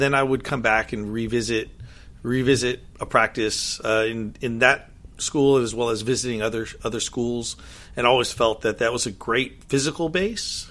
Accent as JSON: {"language": "English", "town": "Monterey", "region": "California", "country": "United States", "tie": "born or raised there", "moved": "yes", "said": "I grew up in Monterey, California"}